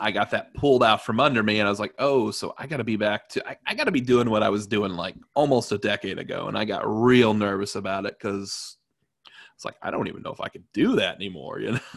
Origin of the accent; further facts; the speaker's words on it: Evansville, Indiana, United States; also born or lived in Terre Haute / Chicago; my hometown, Evansville